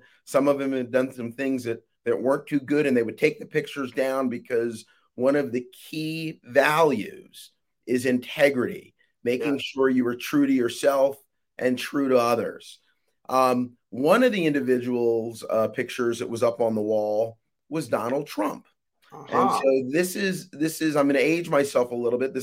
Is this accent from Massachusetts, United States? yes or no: no; Willingboro, New Jersey, United States; I am originally from Willingboro, New Jersey, a small town in New Jersey